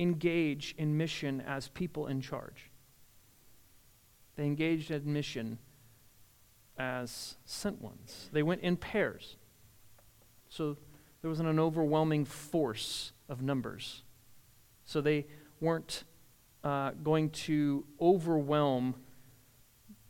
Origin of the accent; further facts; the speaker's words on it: the North, Northern United States, United States; moved away; I was from the North